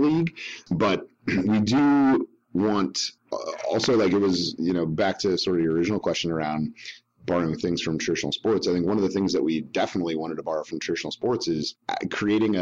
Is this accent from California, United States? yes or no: yes; San Diego, California, United States; I grew up in San Diego in the 80s and early 90s.